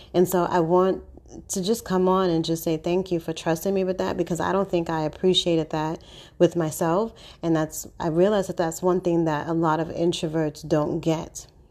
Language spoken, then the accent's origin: English; New York City, New York, United States; I'm born and raised in Harlem